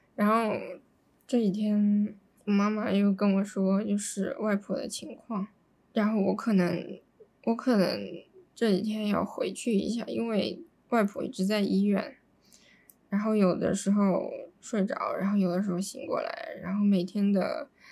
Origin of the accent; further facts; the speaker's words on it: Nanjing, Jiangsu, China; moved away; 南京是我最喜欢的城市，是我的家乡